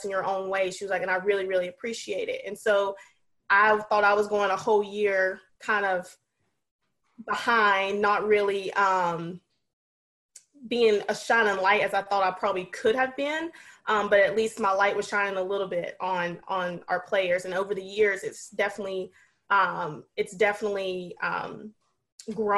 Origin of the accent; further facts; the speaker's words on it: North Carolina, United States; moved away as an adult; now in Maine, United States; I live in Maine, or coach in Maine. Been up here for 3 years. I'm from North Carolina